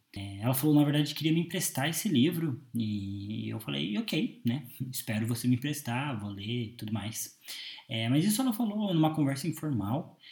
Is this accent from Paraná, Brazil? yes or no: yes; Curitiba, Paraná, Brazil; eu tenho 22 anos, sou de Curitiba